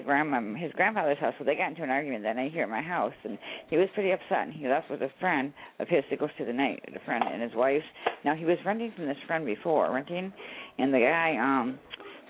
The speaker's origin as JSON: {"language": "English", "area": "Citrus County", "region": "Florida", "country": "United States", "said": "we're from Citrus County, Florida."}